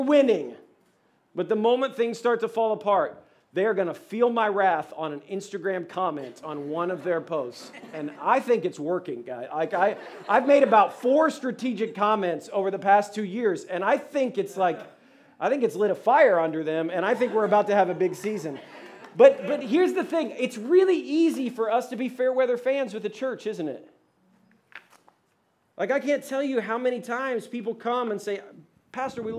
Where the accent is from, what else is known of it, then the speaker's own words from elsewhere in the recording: Ohio, United States; now in Atlanta, United States; I'm from Ohio